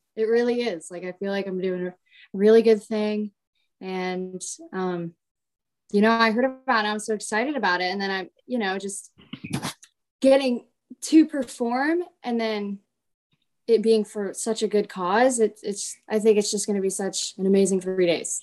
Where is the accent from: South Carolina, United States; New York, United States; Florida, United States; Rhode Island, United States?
Florida, United States; perform for my hometown